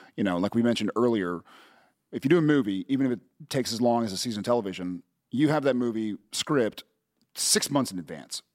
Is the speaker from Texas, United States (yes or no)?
yes; Texas, United States